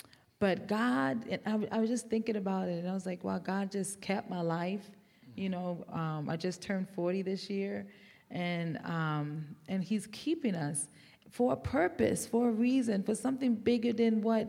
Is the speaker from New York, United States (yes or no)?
yes; New York, United States; accent: New York; And I'm from New York. You may have picked my accent up, but I've been here about 14 years now, so it's kind of hidden a little bit.